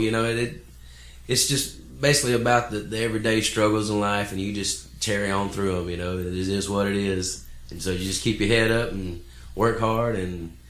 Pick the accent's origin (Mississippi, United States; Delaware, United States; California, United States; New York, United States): Mississippi, United States; Tupelo; now in Jackson, United States; I grew up in Tupelo, and I played music there for years.